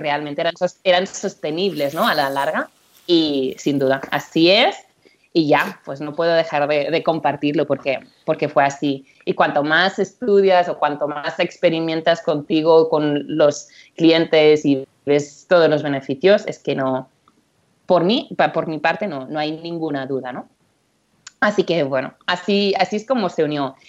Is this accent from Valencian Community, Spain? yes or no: no; Empordà, Barcelona area, Catalonia, Spain; moved away as an adult; now in United States; soy, soy de Barcelona, bueno, de Alampordá, soy de, soy de por aquí, cerquita de donde está Joan